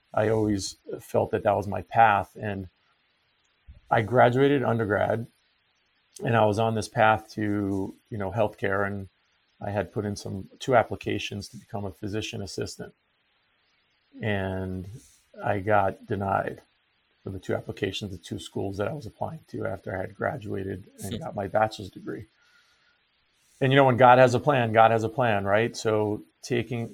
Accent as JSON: {"language": "English", "area": "Long Island", "region": "New York", "country": "United States", "tie": "born or raised there", "moved": "as an adult", "said": "I grew up in Long Island, New York"}